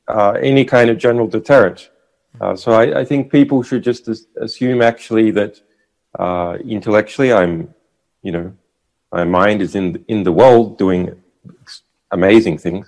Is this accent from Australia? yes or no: yes; Australia; moved away; I am an Australian. Yeah. I'm culturally an Australian, sure. And my relatives are Australian